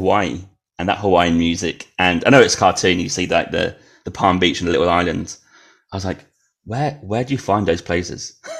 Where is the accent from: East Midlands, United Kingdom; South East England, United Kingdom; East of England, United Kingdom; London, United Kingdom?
East of England, United Kingdom; Norwich; But yeah, where I grew up in Norwich, it's incredibly white. I think it's actually one of the whitest cities in UK.